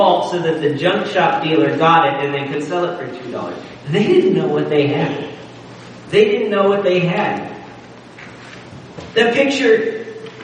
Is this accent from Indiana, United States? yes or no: no; Nebraska, United States; growing up in Nebraska, the Wild West was kind of a thing